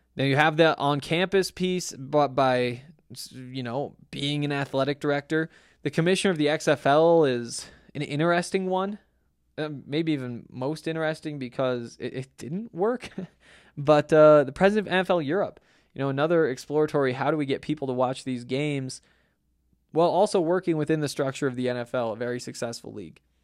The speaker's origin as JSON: {"language": "English", "region": "Montana", "country": "United States", "tie": "born or raised there", "moved": "yes", "said": "I grew up in Montana, I watched Montana football"}